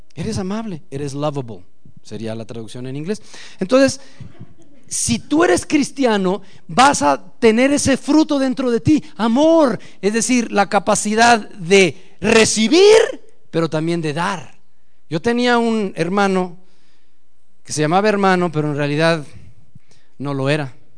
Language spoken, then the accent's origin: Spanish; Mexico; como nacos mexicanos no pronunciamos como debe de ser la palabra